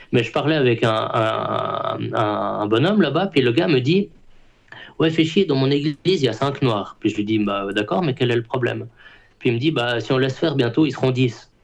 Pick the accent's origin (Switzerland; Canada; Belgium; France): Switzerland; je suis suisse